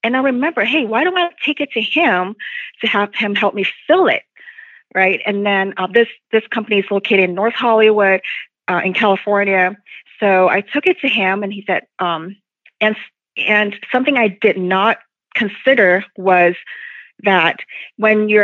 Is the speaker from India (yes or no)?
no; Hong Kong; moved away; I came from Hong Kong, not from China